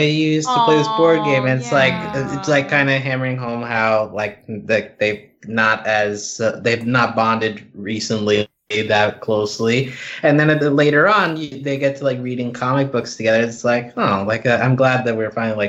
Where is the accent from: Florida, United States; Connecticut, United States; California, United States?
Connecticut, United States; I'm from Connecticut